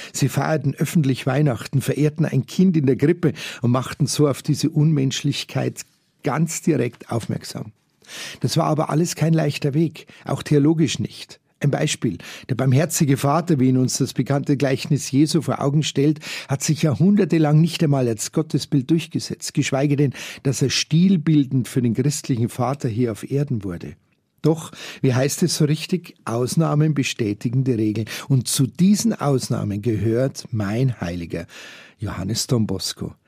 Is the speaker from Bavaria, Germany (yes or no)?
yes; Munich, Bavaria, Germany; als Jugendliche im Schülerzentrum Fürstenried hier in München